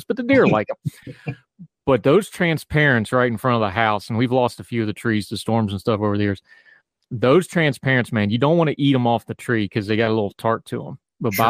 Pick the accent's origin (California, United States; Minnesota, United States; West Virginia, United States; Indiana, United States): West Virginia, United States; growing up in West Virginia